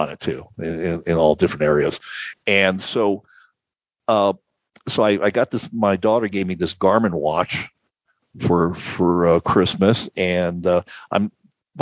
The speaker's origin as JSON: {"language": "English", "town": "Phoenix", "region": "Arizona", "country": "United States", "tie": "born or raised there", "moved": "as an adult", "said": "I grew up in Phoenix. I lived in Phoenix from 1960 till 2018"}